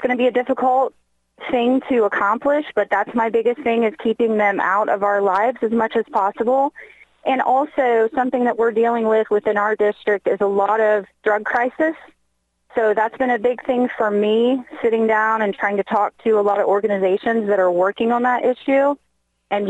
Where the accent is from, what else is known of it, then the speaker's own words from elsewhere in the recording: Brookville, Indiana, United States; I grew up in Brooksville, Indiana